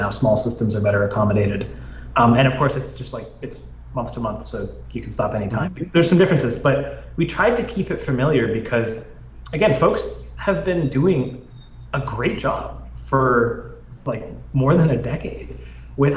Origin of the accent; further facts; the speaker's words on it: Canada; moved away; my home country, Canada